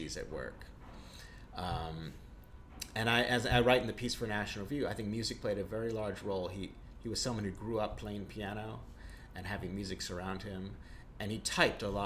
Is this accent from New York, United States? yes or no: yes; New York, United States; I grew up in New York's Upper West Side, in a very liberal milieu